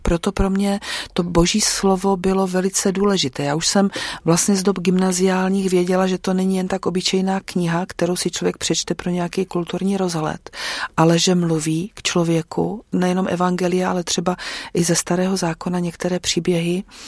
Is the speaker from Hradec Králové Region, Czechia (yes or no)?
no; Dambořice, South Moravian Region, Czechia; moved away as an adult; now in Neslovice, Czech Republic; narodila jsem se v Dambořicích, možná někdo tu obec bude znát, protože eh, se tam dlouhodobě těžila ropa zemní plyn, který tam byl objevený nějak na přelomu 80. a 90. let, tak tam jsem vyrůstala.